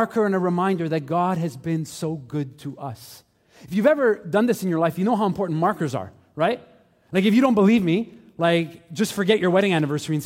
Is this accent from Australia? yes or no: no; Montreal, Quebec, Canada; also born or lived in St. Leonard / Laval; I grew up here in Montreal. I grew up in St. Michel.